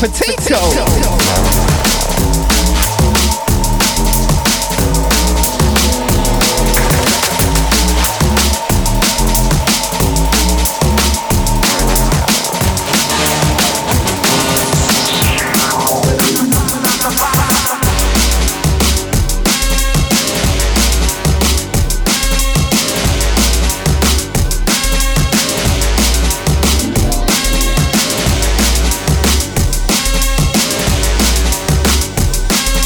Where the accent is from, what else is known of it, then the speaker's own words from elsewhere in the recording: United Kingdom; moved away as an adult; now in Brisbane, Australia; I'm from the UK originally, but I do have dual nationality, so I hold a Aussie passport as well as a UK one.